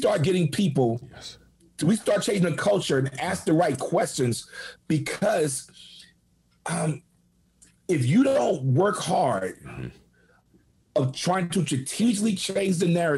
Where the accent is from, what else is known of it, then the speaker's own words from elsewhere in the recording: New York City, New York, United States; moved away; I'm a kid from the Bronx, single mom.